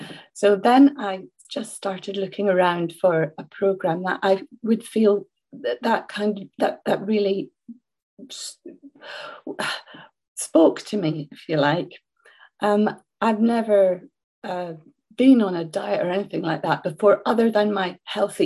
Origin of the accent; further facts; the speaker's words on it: Scotland, United Kingdom; I'm Scottish, as you can hear